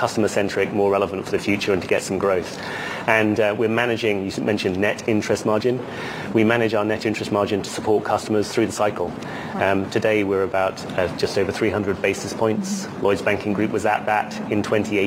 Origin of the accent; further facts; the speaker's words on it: United Kingdom; I'm British